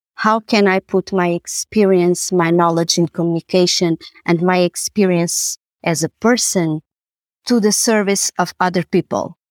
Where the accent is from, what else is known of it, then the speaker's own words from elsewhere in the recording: Lisbon, Portugal; also born or lived in Amsterdam; I was born and raised in Lisbon, and this is where I, I work and where I live.